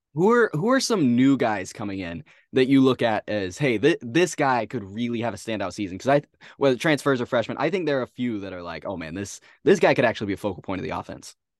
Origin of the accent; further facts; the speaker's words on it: San Antonio, Texas, United States; I am from San Antonio